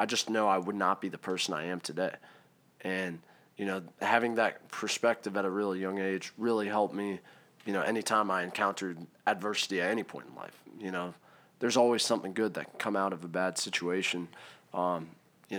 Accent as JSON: {"language": "English", "region": "Maryland", "country": "United States", "also_born_or_lived": "Hershey, Pennsylvania / South Carolina", "said": "I'm from Maryland"}